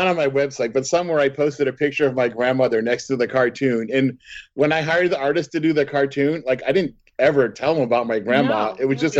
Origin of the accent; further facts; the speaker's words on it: Northern United States, United States; And since we're from the North and we're Yankees, and the people are going to be like inappropriate